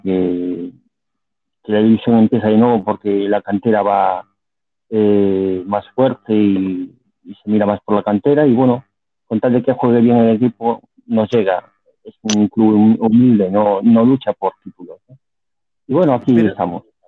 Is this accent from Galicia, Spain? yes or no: yes; Vigo, Galicia, Spain; also born or lived in Madrid; yo soy de Vigo, pero estoy en una, un pueblo muy, muy cerquita a Vigo